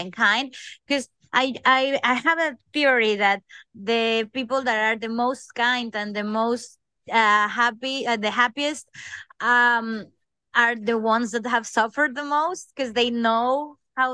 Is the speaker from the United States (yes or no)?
no; Coatzacoalcos, Veracruz, Mexico; moved away as an adult; now in London, United Kingdom; I'm from Coatzacoalcos, Veracruz, Mexico.